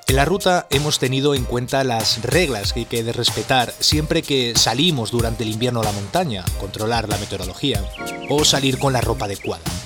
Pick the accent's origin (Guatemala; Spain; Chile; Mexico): Spain; Madrid, Community of Madrid; tengo 37 años. Soy de Madrid y trabajo para una multinacional